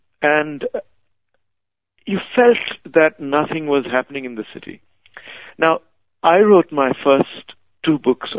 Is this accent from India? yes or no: yes; Mumbai, Maharashtra, India; moved away as an adult; also born or lived in Calcutta, India / England; now in Kolkata, India; I was born in Calcutta, so I had this sort of feeling for it as a city. Also, my extended family, some of them lived there. I grew up in Bombay, which was a slightly different kind of city. When I was growing up in Bombay in the 60s and 70s